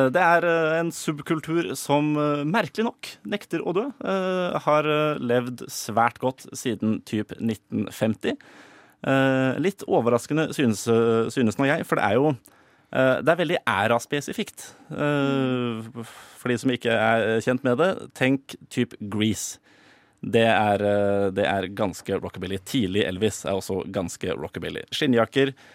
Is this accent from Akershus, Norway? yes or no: yes; Drøbak, Akershus, Norway; jeg kommer fra Drøbak